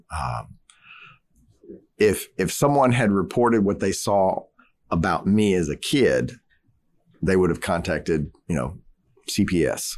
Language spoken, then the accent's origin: English; Southeast Louisiana, United States; I grew up in Southeast Louisiana